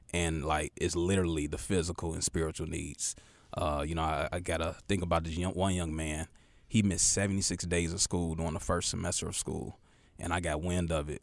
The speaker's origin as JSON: {"language": "English", "town": "Chicago", "region": "Illinois", "country": "United States", "moved": "yes", "lives_now": "Charlotte, United States", "said": "super Chicago pride"}